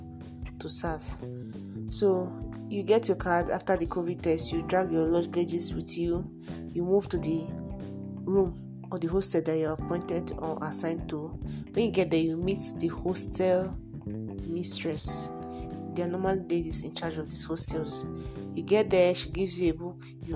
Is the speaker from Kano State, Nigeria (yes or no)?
no; Port Harcourt, Rivers State, Nigeria; I grew up in Port Harcourt. I was giving birth to in Port Harcourt. I stayed in Port Harcourt all my life